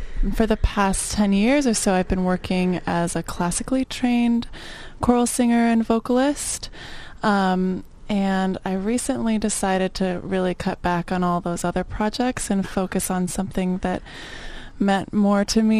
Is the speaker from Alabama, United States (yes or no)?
no; Colorado, United States; moved away as an adult; also born or lived in Orange County; now in Los Angeles, United States; I'm from Colorado, and I'd never meant to move from there to Orange County